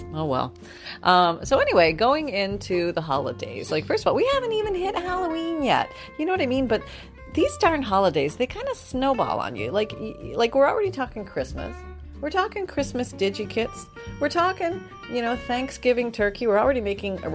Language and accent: English; Canada; moved away; growing up in Canada where we had snow